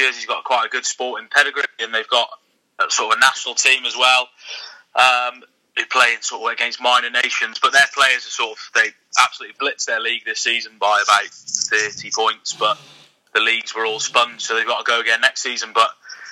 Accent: Oswestry, West Midlands, United Kingdom; I grew up in Oswestry

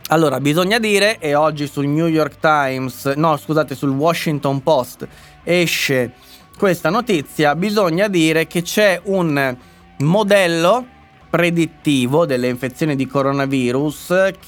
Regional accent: Milan, Lombardy, Italy; e dai, io sono milanese.

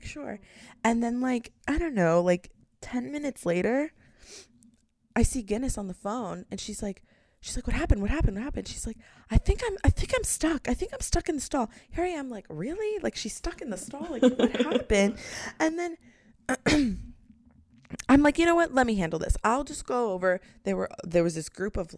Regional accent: United States; we are American.

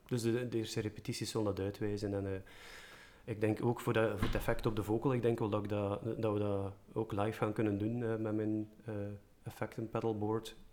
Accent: Merelbeke, Flanders, Belgium; ik ben van Merelbeke, bij het Gentse

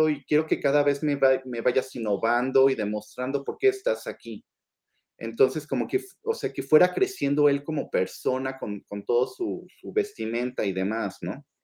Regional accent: Mexico; siendo mexicano

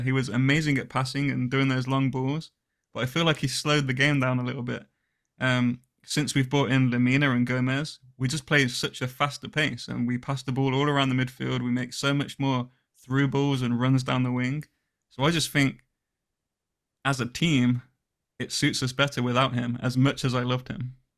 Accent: Coventry, West Midlands, United Kingdom; I'm from Coventry

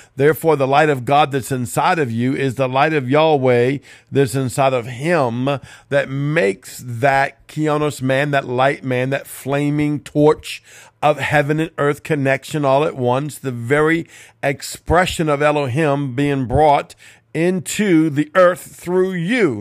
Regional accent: Cajun, Louisiana, United States; I'm Cajun

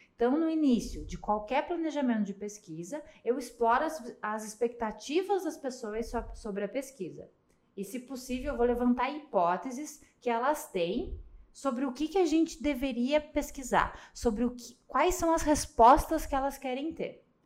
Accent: Curitiba, Paraná, Brazil; sou curitibana

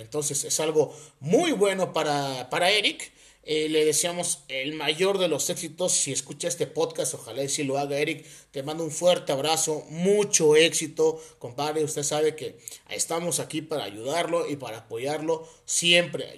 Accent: Oaxaca, Mexico; also born or lived in Puebla; Yo soy de Oaxaca, pero estudié en Puebla, como pues muchos oaxaqueños lo hacemos

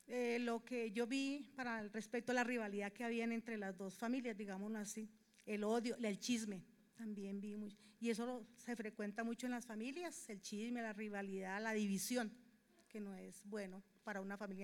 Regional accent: Colombia; somos colombianos, somos una misma nación

